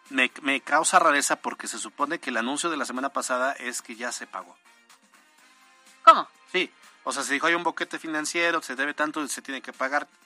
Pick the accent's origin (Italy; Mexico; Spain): Italy; born there; Los que nacimos en Italia no nos cuesta